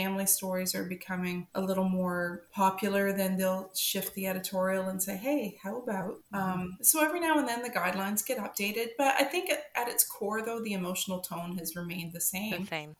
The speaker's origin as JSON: {"language": "English", "country": "Canada", "also_born_or_lived": "Alberta", "said": "as a Canadian"}